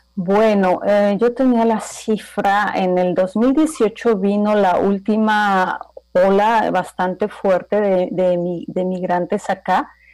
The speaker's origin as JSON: {"language": "Spanish", "town": "Toluca", "region": "State of Mexico", "country": "Mexico", "tie": "born or raised there", "first_language": "Spanish", "moved": "as an adult", "lives_now": "Hamburg, Germany", "said": "yo nací en la Ciudad de México, pero en realidad yo me crié en Toluca, ahí han vivido mis papás siempre, ahí crecí, ahí estudié prácticamente"}